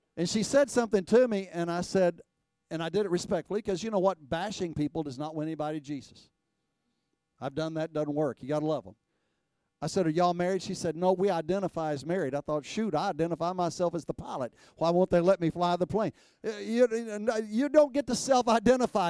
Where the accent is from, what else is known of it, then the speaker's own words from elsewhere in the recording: Texas, United States; I was raised in Texas.